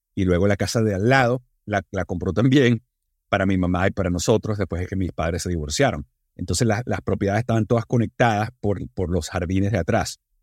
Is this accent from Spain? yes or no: no; Venezuela; estaba en Venezuela y hablaba español como venezolano.